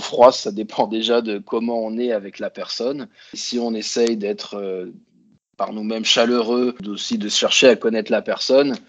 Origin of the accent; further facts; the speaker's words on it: Grenoble, Auvergne-Rhône-Alpes, France; moved away as an adult; also born or lived in Copenhagen, Denmark; now in Stockholm, Sweden; je suis originaire de Grenoble en France